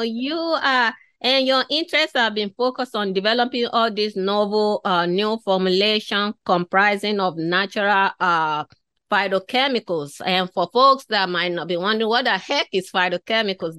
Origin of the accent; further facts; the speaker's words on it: Nigeria; moved away; growing up in Africa, I was born in West Africa, in Nigeria. So growing up in that part of the world